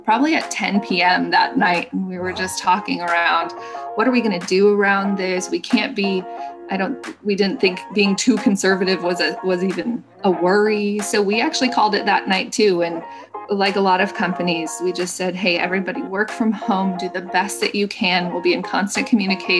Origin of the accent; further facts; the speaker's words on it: Southern Oregon, United States; now in Portland, United States; Blake and I grew up in Southern Oregon